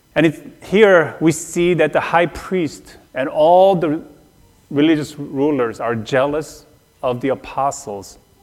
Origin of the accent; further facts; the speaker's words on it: South Korea; moved away; Growing up in Korea, but especially on the mission field